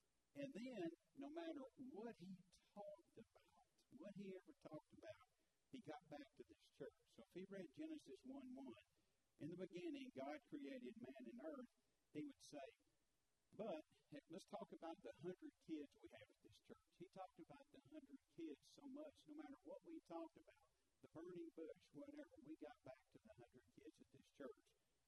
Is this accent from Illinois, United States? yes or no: yes; Chicago, Illinois, United States; born there; I always say I was born in Chicago. They know I don't have that accent for that.